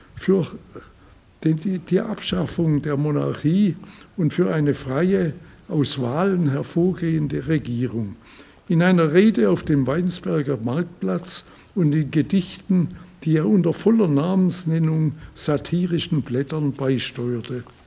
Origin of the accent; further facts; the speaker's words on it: Reutlingen, Baden-Württemberg, Germany; wie sie in Reutlingen abgespielt hat, wo ich herkomme